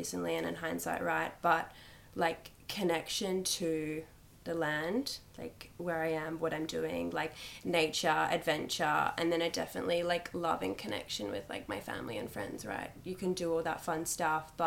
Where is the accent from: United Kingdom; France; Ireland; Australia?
Australia; Busselton, Western Australia; also born or lived in Perth; I was born in a coastal town, Busselton, 30 minutes from Marg River.